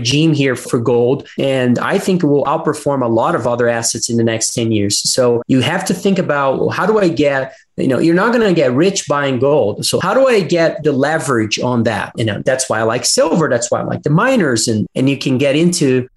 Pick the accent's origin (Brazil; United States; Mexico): Brazil; I'm from Brazil